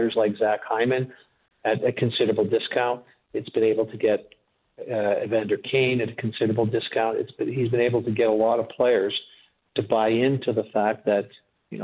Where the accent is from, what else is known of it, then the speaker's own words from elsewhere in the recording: Drumheller, Alberta, Canada; also born or lived in Calgary; now in Edmonton, Canada; I grew up in Drumheller, lived in Calgary, went to school there, now live in Edmonton